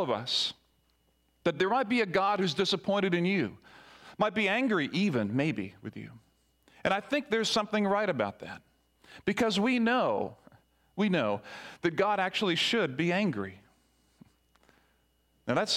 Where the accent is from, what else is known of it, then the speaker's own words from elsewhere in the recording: Barbados; as a young child growing up in Barbados